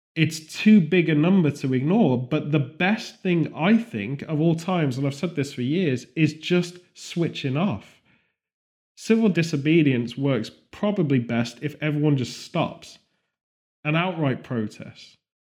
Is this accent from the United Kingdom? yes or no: yes; United Kingdom; as a British person